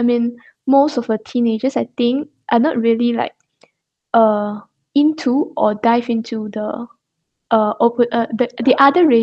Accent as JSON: {"language": "English", "country": "Malaysia", "first_language": "Chinese", "second_language": "English", "said": "We are proud to be a Malaysian, things we are grateful for as a Malaysian"}